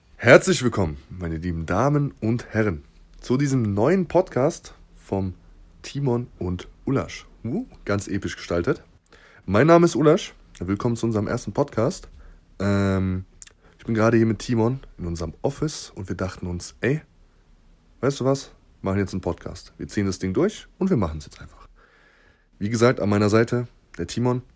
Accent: Southern Germany, Germany; also wir kommen aus Süddeutschland, beide.

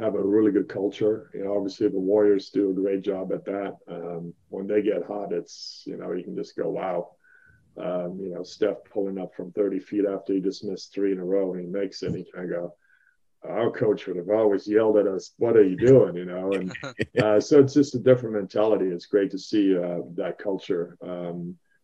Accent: Leverkusen, North Rhine-Westphalia, Germany; moved away; also born or lived in Centralia, Washington; I grew up in Bayer Leverkusen, so I played basketball there

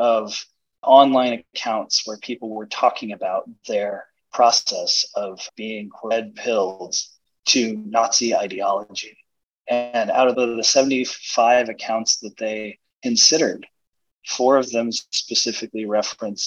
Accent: Portland, United States; I grew up in Portland.

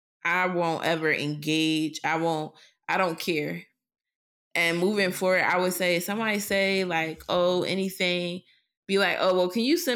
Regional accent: Philadelphia, Pennsylvania, United States; Because while I am a professional, I'm still … from West Philly.

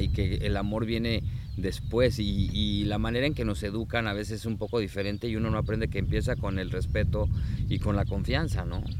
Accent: Mexico; moved away; en mi país, en México

